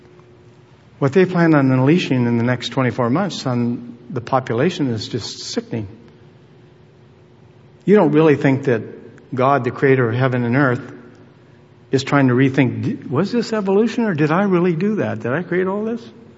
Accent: United States; as an American citizen

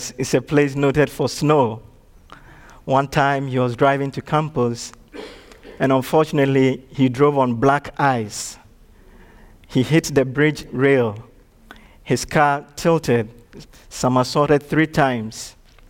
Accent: Ashanti, Ghana; English is a second language; now in Chattanooga, United States; in my home country, I come from one of the dominant tribes, the Ashanti tribe

